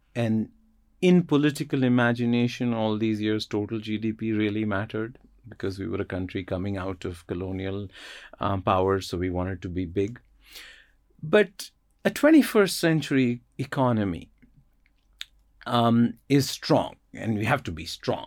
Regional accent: Jammu and Kashmir, India; moved away; also born or lived in United States; growing up in Kashmir, which is a fascinating place but an economic wasteland

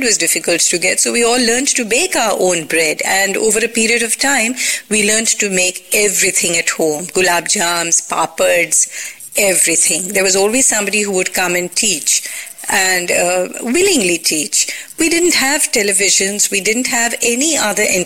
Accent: Mumbai, Maharashtra, India; moved away as an adult; also born or lived in Hindon, Uttar Pradesh; now in Goa, India; I was born and raised in Bombay

